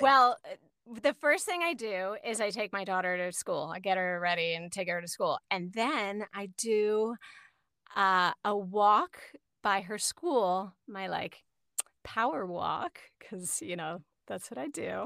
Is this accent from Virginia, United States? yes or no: yes; Falls Church, Virginia, United States; moved away; I grew up in Falls Church